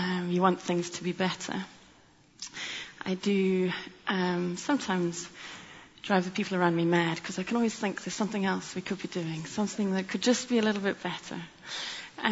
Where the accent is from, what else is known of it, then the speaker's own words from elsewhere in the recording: South Africa; moved away as an adult; also born or lived in Cape Town; now in London, United Kingdom; you may hear from my accent that I grew up in South Africa.